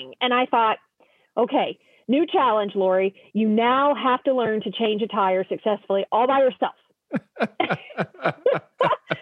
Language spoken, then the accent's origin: English; Oklahoma, United States; I'm from Oklahoma. We're used to potholes.